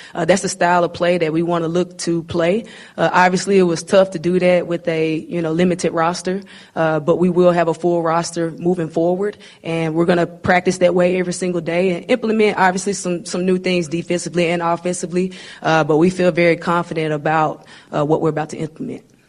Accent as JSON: {"language": "English", "region": "Arkansas", "country": "United States", "tie": "born or raised there", "said": "I'm a Arkansas kid, and, uh, you know, I'm born and raised in Arkansas."}